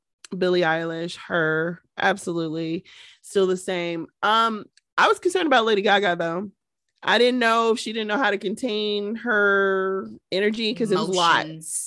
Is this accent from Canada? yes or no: yes; Canada; And I'm from Canada.